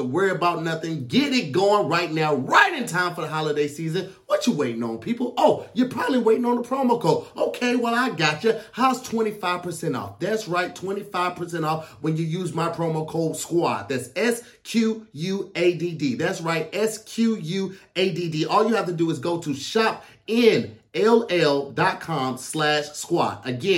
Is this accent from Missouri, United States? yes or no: yes; St. Louis, Missouri, United States; I didn't have a lot of experience growing up in St. Louis around it.